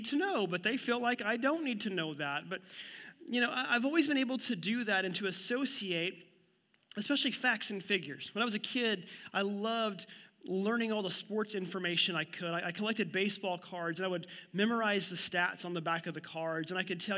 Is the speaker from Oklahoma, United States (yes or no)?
yes; Miami, Oklahoma, United States; my hometown of Miami, Oklahoma